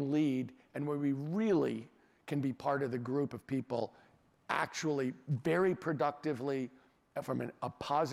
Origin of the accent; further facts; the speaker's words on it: California, United States; as a Californian and as American